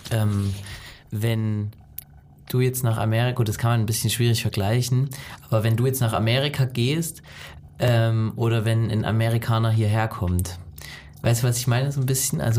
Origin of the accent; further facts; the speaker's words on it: Mildenau, Saxony, Germany; Mildenau ist, was Mildenau ist, beziehungsweise was das Erzgebirge ist. Weil wenn man sagt, okay, ich komme aus Deutschland, ähm, dann geht es meistens Berlin.